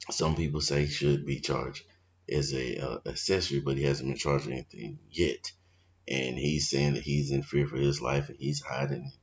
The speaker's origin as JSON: {"language": "English", "town": "Valdosta", "region": "Georgia", "country": "United States", "tie": "born or raised there", "said": "I grew up in Valdosta, Georgia, Lowndes County, the deep South"}